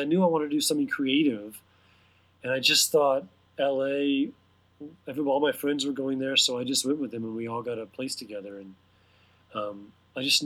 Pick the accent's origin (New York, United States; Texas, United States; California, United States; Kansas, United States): Texas, United States; Houston; moved away as an adult; also born or lived in Austin, Texas; now in Los Angeles, United States; I was born and raised in Houston, Texas, which is a nice place